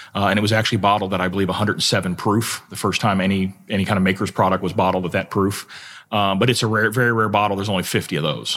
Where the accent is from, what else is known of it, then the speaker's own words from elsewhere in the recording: South Florida, United States; moved away as an adult; also born or lived in Kentucky; I grew up in South Florida